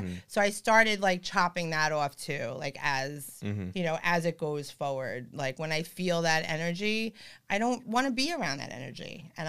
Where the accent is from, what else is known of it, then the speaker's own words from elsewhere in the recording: Long Beach, California, United States; And I'll be like, oh, well, I'm from Long Beach.